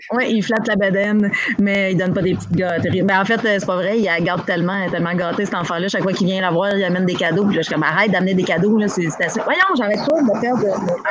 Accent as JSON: {"language": "French", "area": "Abitibi", "region": "Quebec", "country": "Canada", "moved": "as an adult", "lives_now": "Montreal, Canada", "said": "je suis partie d'Abitibi, je suis arrivée à Montréal à 21 ans"}